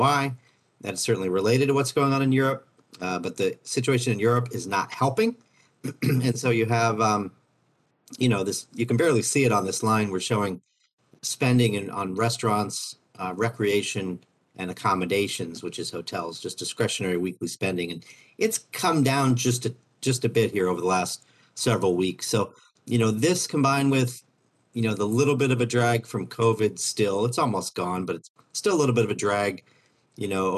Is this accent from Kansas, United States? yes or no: yes; Overland Park, Kansas, United States; I grew up about a half hour from the campus